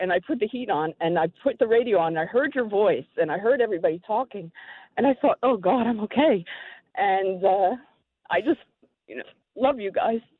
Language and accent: English; New York, United States; Is I'm a New Yorker, and, you know, it's nothing when you turn on the radio to hear you guys talking.